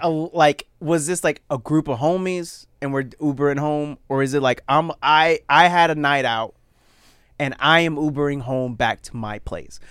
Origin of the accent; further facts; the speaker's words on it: Florida, United States; moved away; also born or lived in Puerto Rico; I was born in Puerto Rico, but I only lived there till I was two, so I count Florida.